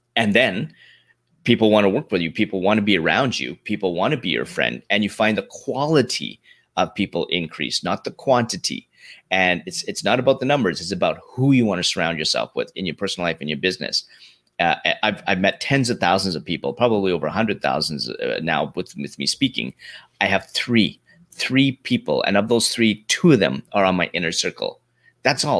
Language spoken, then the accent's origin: English; Canada; also born or lived in London, Ontario, Canada; I grew up in Canada